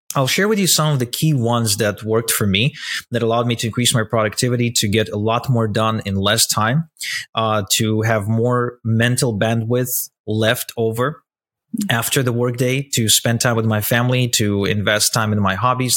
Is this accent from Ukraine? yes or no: yes; Ukraine; I grew up in Ukraine. I was born in Ukraine to a Russian couple